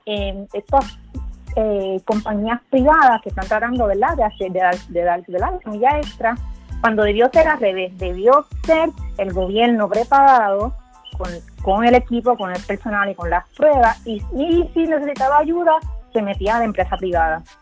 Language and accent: Spanish; Puerto Rico